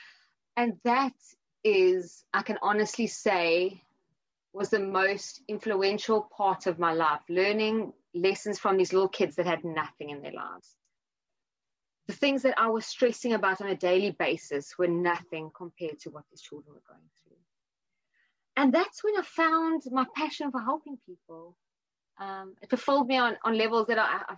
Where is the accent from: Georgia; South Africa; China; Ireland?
South Africa; now in London, United Kingdom; I'm 36, I'm from South Africa